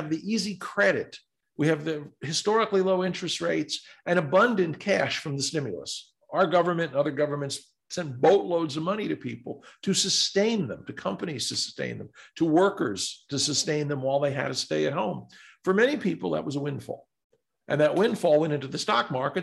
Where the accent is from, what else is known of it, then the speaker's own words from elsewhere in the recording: New York, United States; I'm a New Yorker